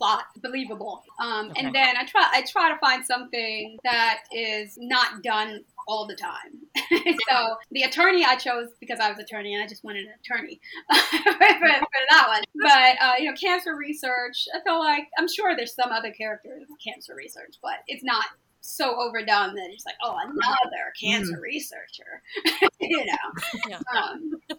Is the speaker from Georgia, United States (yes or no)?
no; Maryland, United States; I grew up in Maryland where the Lyon sisters were